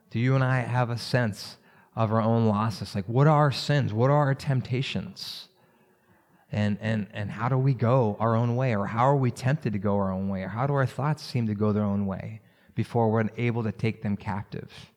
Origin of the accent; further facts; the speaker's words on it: Maryland, United States; I grew up around Maryland.